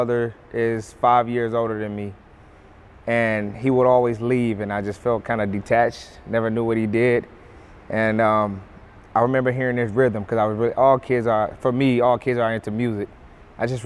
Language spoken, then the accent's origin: English; St. Paul, Minnesota, United States; also born or lived in Chicago, Illinois; I was born in Chicago, and then I pretty much grew up in St. Paul